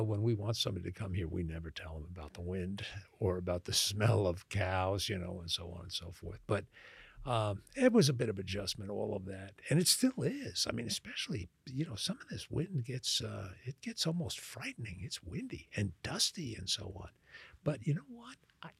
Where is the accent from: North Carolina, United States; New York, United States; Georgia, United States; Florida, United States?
New York, United States; Long Island; accent: Long Island; moved away as an adult; also born or lived in Louisiana; now in Texas, United States; when I tell people I haven't been there since 1970, except to visit, they're shocked by that because I still sound like I'm from Long Island